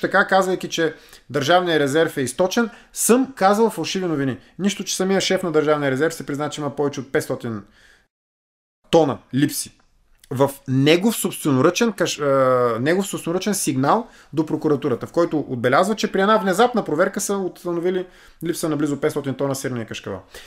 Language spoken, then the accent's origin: Bulgarian; Vladislavovo, Varna Province, Bulgaria; Израснали сме в един блок в uh, Владиславо